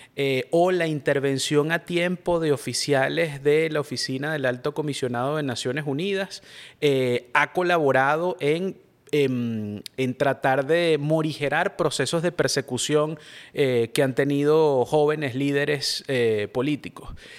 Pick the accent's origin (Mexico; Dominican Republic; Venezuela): Venezuela; somos venezolanos